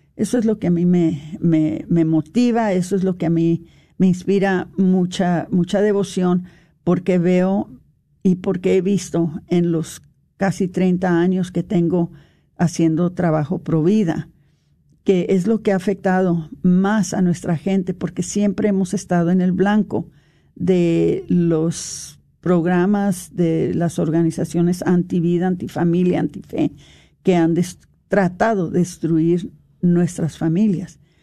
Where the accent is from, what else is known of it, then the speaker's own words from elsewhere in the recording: Mexico; now in Dallas, United States; nosotros como mexicanos